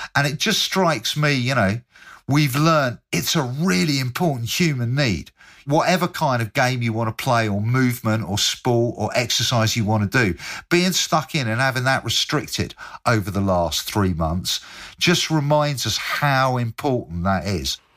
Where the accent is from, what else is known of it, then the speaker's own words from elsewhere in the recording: Bristol, South West England, United Kingdom; I'm from Bristol